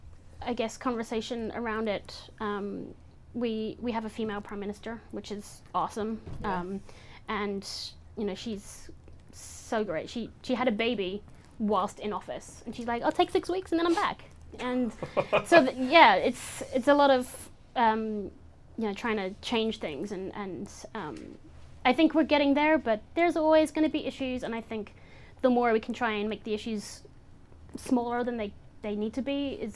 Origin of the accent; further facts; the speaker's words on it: England, United Kingdom; my mother, I grew up in England. My mother still lives there, so I go to London